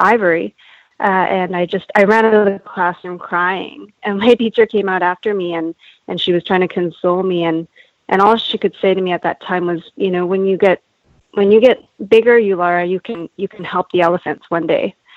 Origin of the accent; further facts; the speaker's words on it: Canada; now in California, United States; born and raised in Canada, but my parents are Japanese and they're from Japan. And I'm currently residing in California